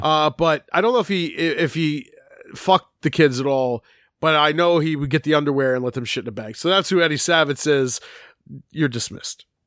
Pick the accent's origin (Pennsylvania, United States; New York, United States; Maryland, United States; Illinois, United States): Pennsylvania, United States; Philadelphia; I grew up in Philadelphia